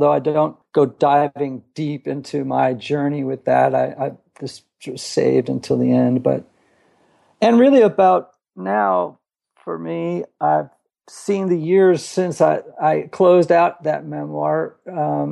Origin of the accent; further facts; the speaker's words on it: Greenwich, Connecticut, United States; now in Nashville, United States; I grew up in Greenwich, Connecticut, about 30 miles from New York City.